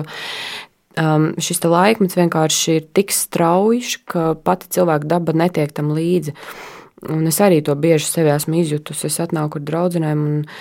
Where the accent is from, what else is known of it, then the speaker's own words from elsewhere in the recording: Latgale, Latvia; moved away as an adult; now in Riga, Latvia; principā es nāku no Latgales, un man ir liela lauku māja pie meža